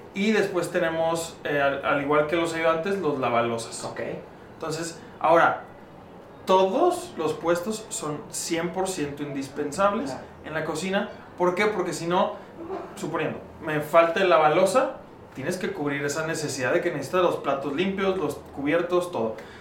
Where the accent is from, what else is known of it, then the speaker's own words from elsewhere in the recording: León, Guanajuato, Mexico; moved away; also born or lived in Monterrey; yo soy originario de León, Guanajuato